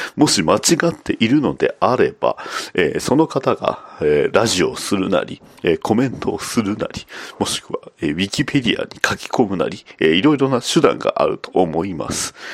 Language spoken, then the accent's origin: Japanese; Kansai, Japan; accent: Kansai dialect; 関西弁出ま出ました